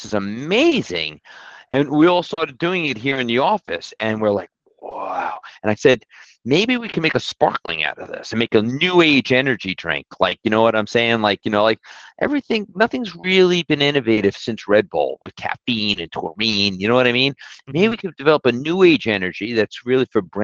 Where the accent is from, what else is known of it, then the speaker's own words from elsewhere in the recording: New York City, New York, United States; moved away; I grew up in Brooklyn